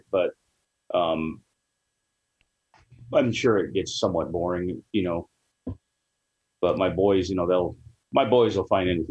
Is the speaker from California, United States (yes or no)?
yes; San Dimas, California, United States; also born or lived in Murrieta, California; I was actually born and raised in San Dimas, which is probably just like 15 minutes from Chino.